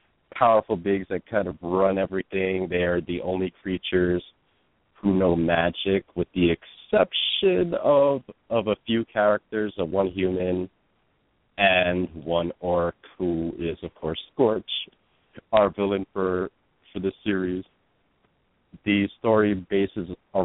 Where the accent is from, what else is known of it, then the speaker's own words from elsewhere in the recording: New York City, New York, United States; I grew up in Brooklyn, mostly in the Bushwick and Ridgewood neighborhoods. And I've lived in New York most of my life.